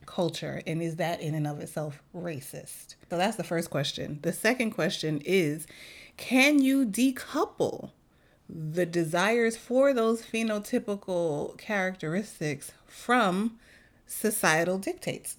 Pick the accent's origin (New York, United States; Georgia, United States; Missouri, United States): New York, United States; New York City; moved away; as a New Yorker